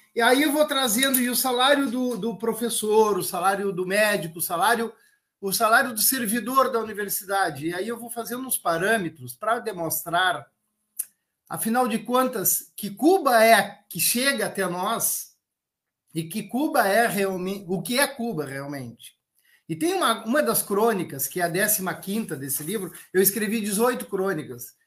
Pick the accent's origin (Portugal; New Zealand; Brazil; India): Brazil; enquanto brasileiros